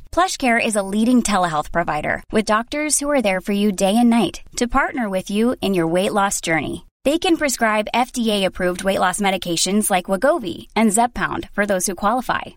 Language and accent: English; United States; being very American